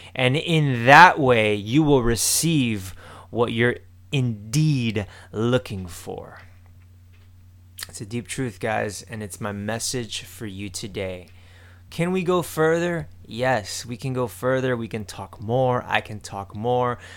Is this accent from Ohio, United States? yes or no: no; Miami, Florida, United States; I'm just from Miami.